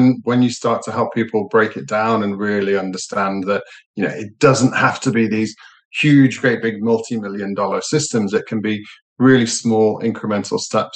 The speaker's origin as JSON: {"language": "English", "town": "Liverpool", "region": "North West England", "country": "United Kingdom", "tie": "born or raised there", "moved": "yes", "lives_now": "Manchester, United Kingdom", "said": "Actually, I was born in Liverpool"}